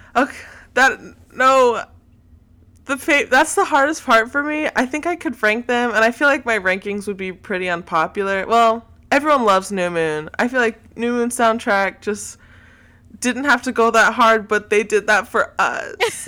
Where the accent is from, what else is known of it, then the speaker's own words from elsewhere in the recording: Texas, United States; I am from Texas, so that is a big part of my identity as a Texan